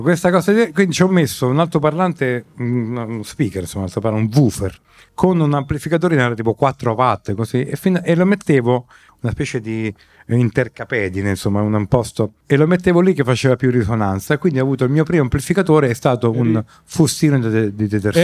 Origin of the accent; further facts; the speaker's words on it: Rome, Lazio, Italy; sono nato e ho vissuto da bambino a Via Baldo degli Ubaldi